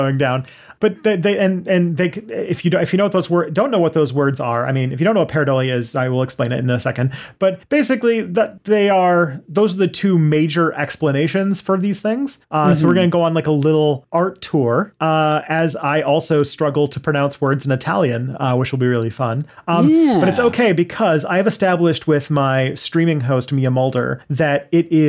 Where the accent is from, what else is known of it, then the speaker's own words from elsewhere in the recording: Canada; I'm French Canadian, and rabbit is a part of our cuisine